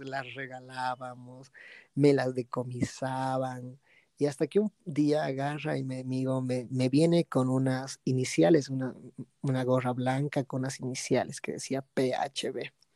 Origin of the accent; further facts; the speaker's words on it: Bolivia; also born or lived in United States / Santa Cruz; no piensan que soy boliviano